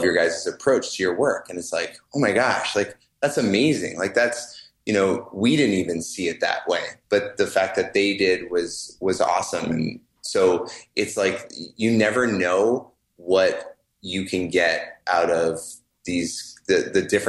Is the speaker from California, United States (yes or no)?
yes; California, United States; both Colby and I grew up in California